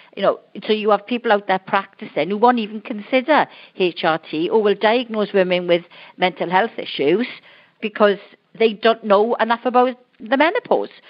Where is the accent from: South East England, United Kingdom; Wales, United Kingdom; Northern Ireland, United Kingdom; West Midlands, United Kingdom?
Wales, United Kingdom; I'm Welsh